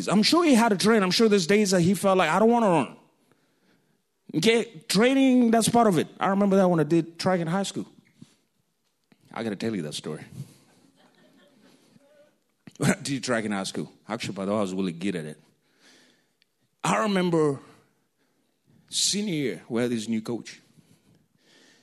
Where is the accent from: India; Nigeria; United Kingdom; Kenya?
Kenya; accent: African; moved away; When I was in Kenya